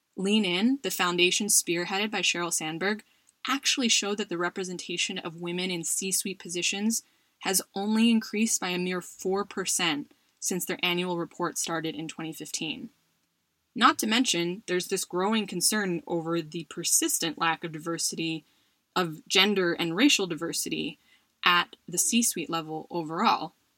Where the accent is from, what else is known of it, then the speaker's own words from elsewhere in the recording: United States; My home country of the US